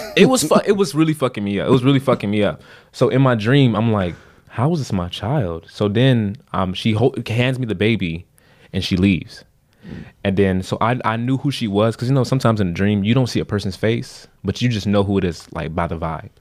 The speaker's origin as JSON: {"language": "English", "region": "Florida", "country": "United States", "said": "we're from Florida"}